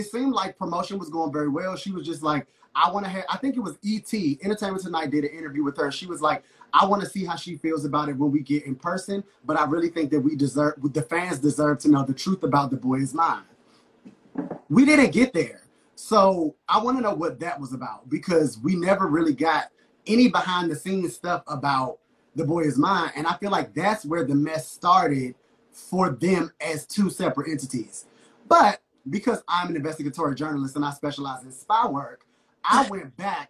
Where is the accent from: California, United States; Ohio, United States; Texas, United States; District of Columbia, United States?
District of Columbia, United States; Washington; I grew up in Southeast in D.C., those were the type of girls that I grew up around.